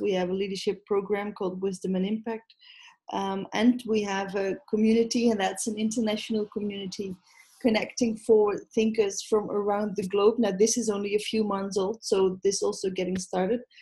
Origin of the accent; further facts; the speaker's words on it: Netherlands; I am Dutch